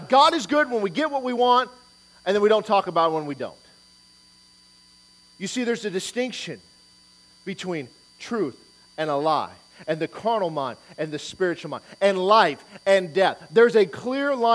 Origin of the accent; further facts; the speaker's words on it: Detroit, Michigan, United States; moved away; I'm from Detroit